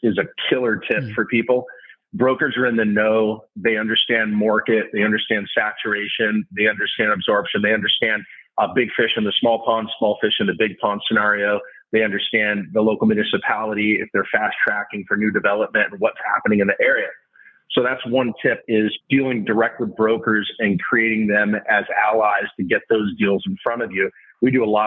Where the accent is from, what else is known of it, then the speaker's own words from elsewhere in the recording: Southern California, United States; also born or lived in New York / Texas; my 3 older sisters and I grew up out here in Southern California area